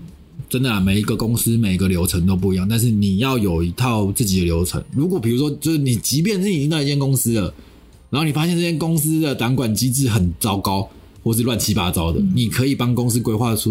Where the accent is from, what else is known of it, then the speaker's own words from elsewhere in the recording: southern Taiwan, Taiwan; 因为我从南部上来的，所以还要缴房租，算是有点吃紧。